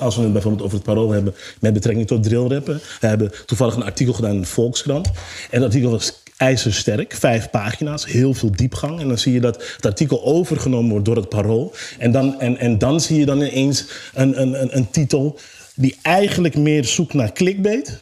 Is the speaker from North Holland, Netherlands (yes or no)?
yes; Amsterdam, North Holland, Netherlands; Ik kom uit Zuidoost.